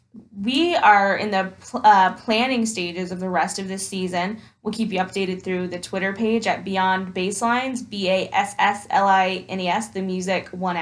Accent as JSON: {"language": "English", "town": "Indianapolis", "region": "Indiana", "country": "United States", "tie": "born or raised there", "said": "I grew up in Indianapolis"}